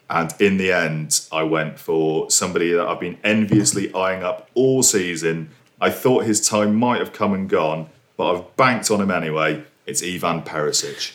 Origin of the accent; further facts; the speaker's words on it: United Kingdom; being a British citizen